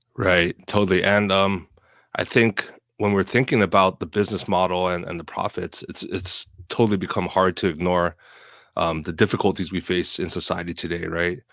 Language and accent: English; Oahu, Hawaii, United States; born or raised there; moved away as an adult; now in Seattle, United States